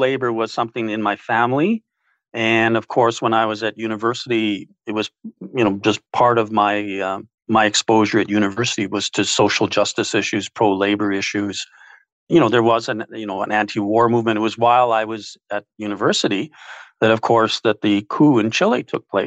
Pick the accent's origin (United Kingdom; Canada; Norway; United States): Canada; Winnipeg, Manitoba; born and raised in West Kildonan